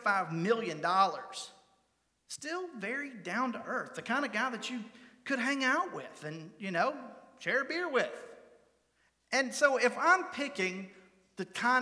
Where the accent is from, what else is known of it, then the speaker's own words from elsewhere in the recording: Catawba County, North Carolina, United States; I am from Catawba County, North Carolina